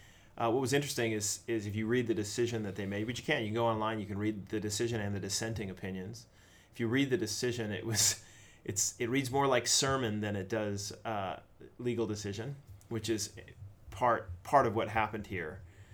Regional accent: United States; moved away as an adult; now in Canada; an American living, I'm an expatriate living in Canada, is how, and a pastor in Canada

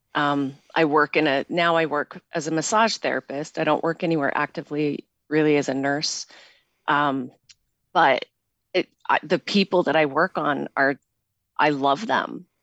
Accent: Pocatello, Idaho, United States; moved away as an adult; also born or lived in San Francisco, California / Salt Lake City, Utah; now in Utah, United States; I'm originally from Pocatello, Idaho

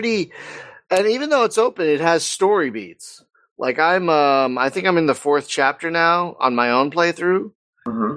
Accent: United States; I'm American.

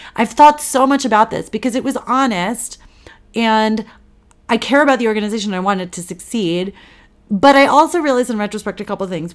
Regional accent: Washington, District of Columbia, United States; moved away as an adult; also born or lived in New York; I grew up here in Washington, D C

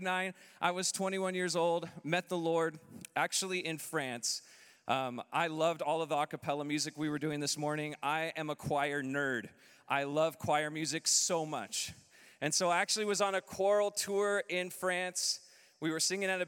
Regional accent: Southern California, United States; moved away as an adult; We're originally from Southern California

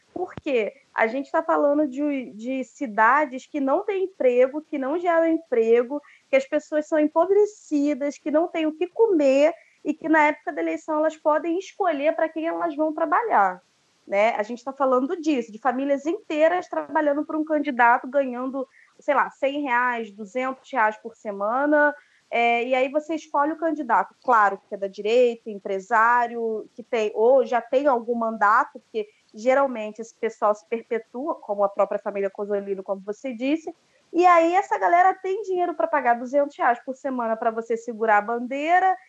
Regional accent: Baixada Fluminense, Rio de Janeiro, Brazil; eu fui criada numa cidade pequena, na Baixada Fluminense

